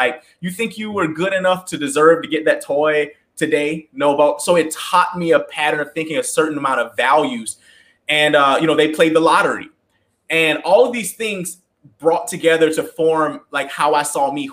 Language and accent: English; the South, United States; I grew up in the South in a very kind of like religious home